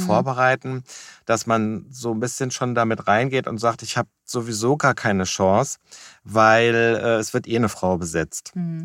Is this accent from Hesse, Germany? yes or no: yes; Wiesbaden, Hesse, Germany; komme aus Wiesbaden